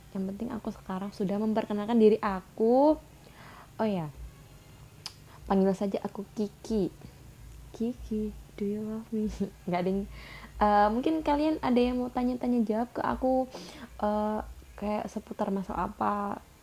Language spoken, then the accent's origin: Indonesian; Java, Indonesia; accent: medok; aku campur-campur bahasa Indo sama bahasa Jawa karena, karena aku di sini orang Jawa